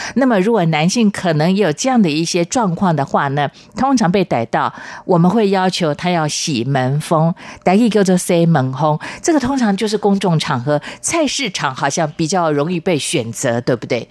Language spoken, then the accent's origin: Chinese; Taiwan; 我们土生土长的台湾